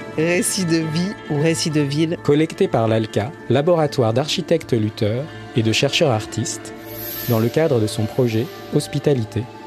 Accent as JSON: {"language": "French", "country": "Guinea", "moved": "as an adult", "lives_now": "Lyon, France", "said": "Je viens de Guinée-Conakry."}